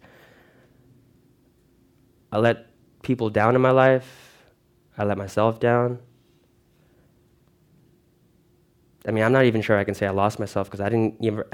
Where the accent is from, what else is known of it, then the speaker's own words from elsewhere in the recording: Lake Ronkonkoma, New York, United States; moved away as an adult; also born or lived in Philippines; now in Broward County, Florida, United States; I was raised in Long Island, New York